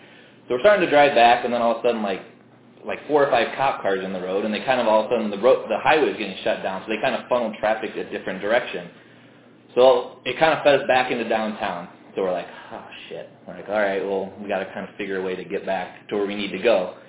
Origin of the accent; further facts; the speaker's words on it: Midwest, United States; Yeah, I knew definitely, you know, growing up in the Midwest, like, going to Iowa games